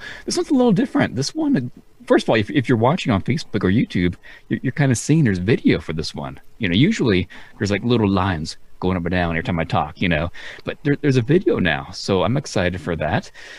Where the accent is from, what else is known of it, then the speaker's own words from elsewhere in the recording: Reno, Nevada, United States; moved away; also born or lived in Arizona / California; So then I moved to California for maybe 2 years, but all I remember growing up was Reno. So I'm a Reno kid.